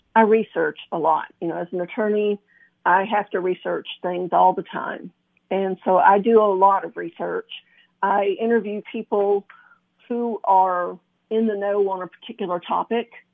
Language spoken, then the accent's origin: English; McMinnville, Tennessee, United States; born or raised there; also born or lived in Flint, Michigan